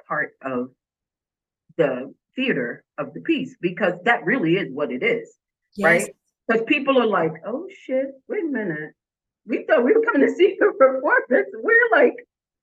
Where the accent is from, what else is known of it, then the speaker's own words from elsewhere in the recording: New York, United States; I'm New Yorker.